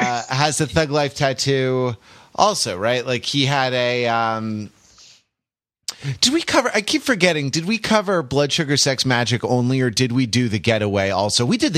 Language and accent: English; United States; Being an American